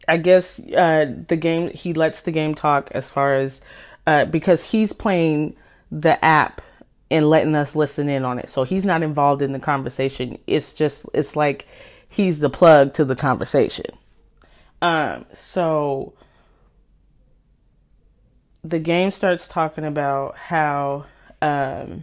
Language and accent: English; California, United States; also born or lived in Washington; now in Seattle area, Washington, United States; I'm from California, but I live in Washington, just outside of Seattle